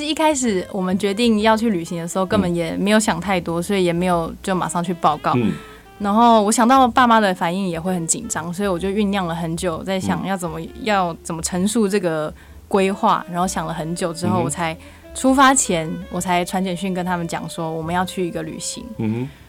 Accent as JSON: {"language": "Chinese", "country": "Taiwan", "moved": "yes", "said": "我是台湾来的嘛"}